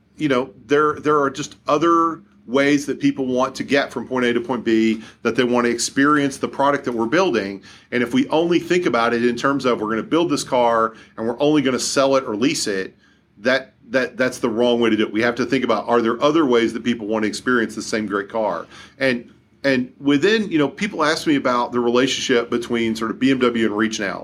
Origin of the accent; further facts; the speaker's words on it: Kentucky, United States; now in Seattle, United States; I didn't grow up here, uh, i-, if you can't tell by listening to me on the podcast, I grew up in Kentucky